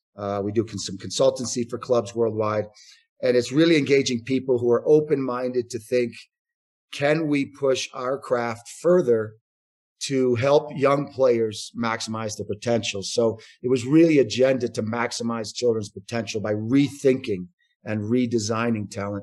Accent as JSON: {"language": "English", "country": "United States", "tie": "born or raised there", "also_born_or_lived": "Barcelona, Spain", "moved": "as an adult", "said": "I'm in my 50s now. The brief version is I grew up in the United States"}